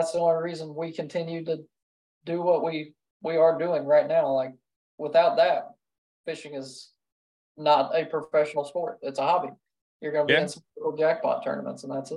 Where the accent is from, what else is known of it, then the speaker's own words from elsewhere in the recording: Davenport, Iowa, United States; moved away; also born or lived in the Carolinas; I was born in Iowa, Davenport